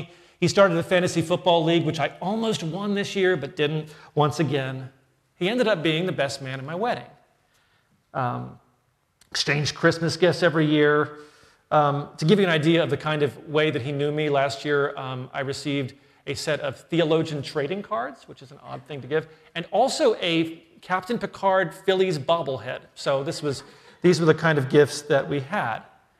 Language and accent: English; New Jersey, United States; Now, you would think growing up in New Jersey, I would have been to Princeton before, but no, never crossed a certain line north. I'm very much a South Jersey guy, right?